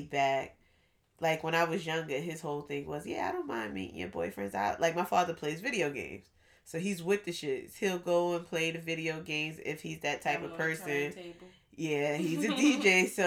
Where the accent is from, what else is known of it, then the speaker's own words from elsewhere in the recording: New York City, New York, United States; me and …, we're from Far Rockaway